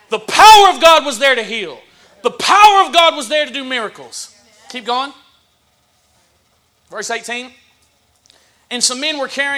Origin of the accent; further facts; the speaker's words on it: the South, United States; I'm from the South